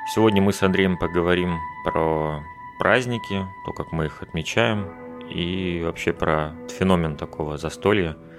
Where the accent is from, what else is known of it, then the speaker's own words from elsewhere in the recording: Russia; moved away as an adult; каждый год, который я встречал не у себя на родине